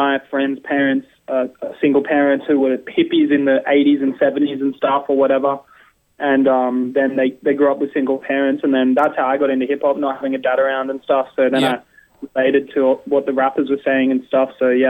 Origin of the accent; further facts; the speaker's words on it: Byron Bay, New South Wales, Australia; now in Melbourne, Australia; when I grew up there, I'm 25 now. So when I was growing up in Byron, it was a huge hardcore scene in Byron